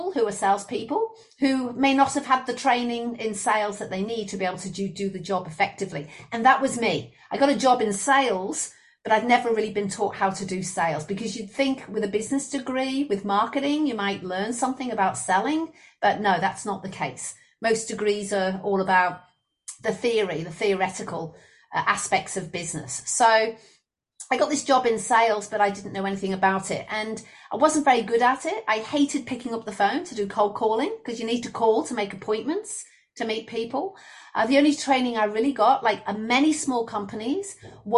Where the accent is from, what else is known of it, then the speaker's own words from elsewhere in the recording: Liverpool, North West England, United Kingdom; moved away as an adult; also born or lived in Leicester / Queensland, Australia; now in Brisbane, Australia; I'm originally from Liverpool, or Liverpool, as the people in Liverpool would say, in the UK. And I lived 18 years there